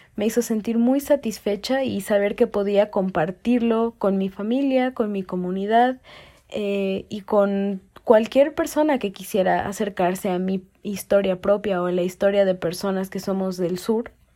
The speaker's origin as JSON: {"language": "Spanish", "country": "Mexico", "said": "vivimos el día a día, el ser mexicanos"}